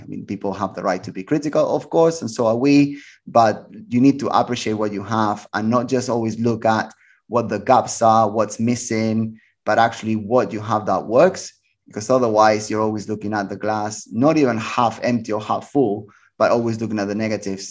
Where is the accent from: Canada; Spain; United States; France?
Spain; Barcelona, Catalonia; moved away as an adult; I was born in Barcelona. and it is my city, even though that I've been away from it for like nineteen, twenty years now